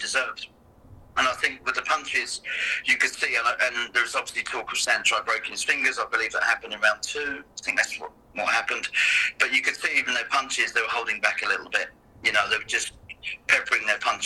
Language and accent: English; England, United Kingdom; moved away as an adult; now in Canada; I'm English